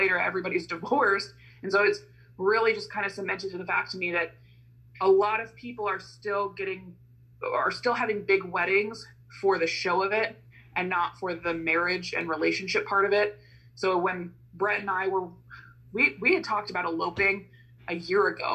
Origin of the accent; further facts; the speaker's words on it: Midwestern United States, United States; my white female experience growing up in Midwestern United States of America